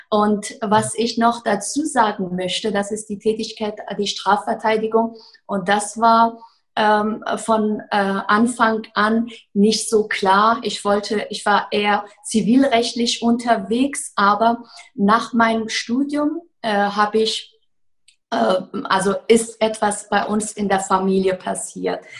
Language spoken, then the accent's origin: German; Afghanistan; German is a second language; now in Germany; Ich bin in Afghanistan geboren, dort aufgewachsen, bin als Flüchtling nach Deutschland gekommen, habe hier mein Abitur nachgeholt, Jura studiert